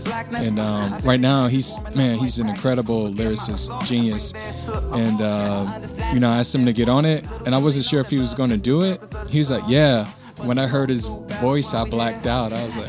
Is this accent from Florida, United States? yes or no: no; Virginia, United States; moved away as an adult; now in Tokyo, Japan; I'm from Virginia.